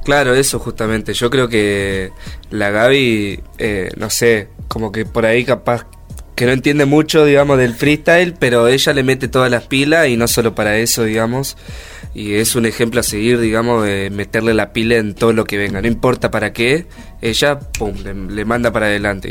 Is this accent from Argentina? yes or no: yes; Paraná river side of Entre Ríos, Argentina; Nosotros somos del río de Paraná